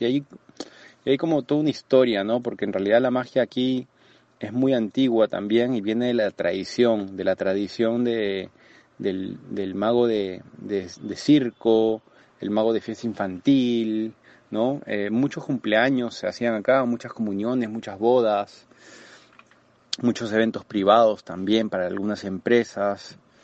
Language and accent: Spanish; Lima, Peru